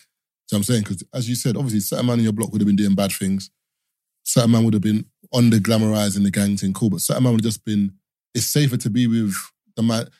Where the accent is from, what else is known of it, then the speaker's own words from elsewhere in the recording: London, United Kingdom; I grew up in East, but I went to school in Southeast.